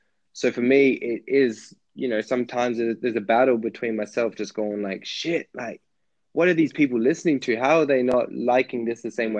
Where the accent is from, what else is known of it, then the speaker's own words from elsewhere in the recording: Jamaica; being Jamaican, I had music in the house all the time